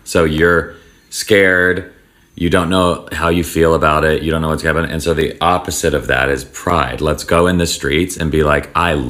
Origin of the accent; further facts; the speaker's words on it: Nashville, Tennessee, United States; now in Los Angeles, United States; where I'm from the South, it's scary just because you're raised that it's evil. And so even though like my city in Nashville had gay bars